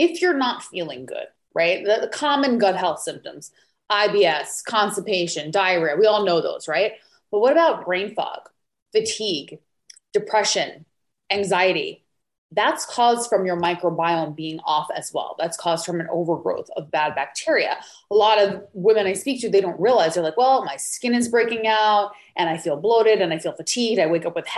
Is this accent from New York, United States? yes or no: yes; New York, United States; moved away; originally I'm from New York